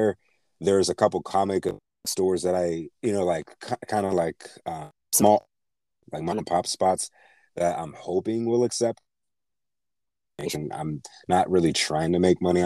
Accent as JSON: {"language": "English", "town": "Pittsburgh", "region": "Pennsylvania", "country": "United States", "tie": "born or raised there", "moved": "yes", "said": "the Carnegie Library back in my hometown, Pittsburgh"}